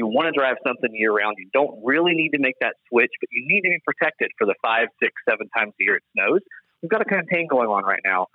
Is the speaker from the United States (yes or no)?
yes; Nashville, Tennessee, United States; Born and raised in Nashville